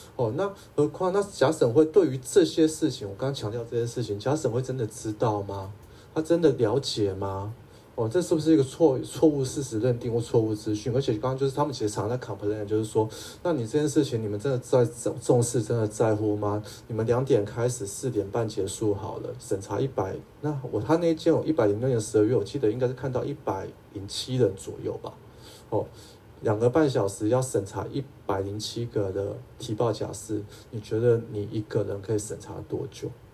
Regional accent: Taipei, Taiwan; 我是台北人哈

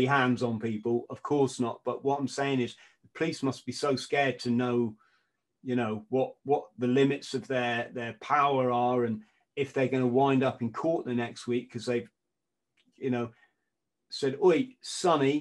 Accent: England, United Kingdom; I'm an Englishman

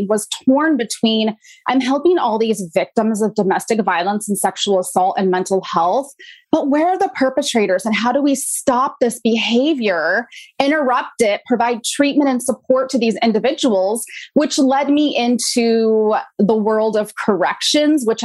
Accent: Pacific Northwest, United States; I grew up in the Pacific Northwest

